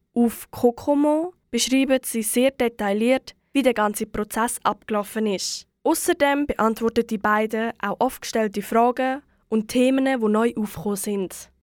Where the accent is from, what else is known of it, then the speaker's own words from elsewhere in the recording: Aargau, Switzerland; bei uns im Aargau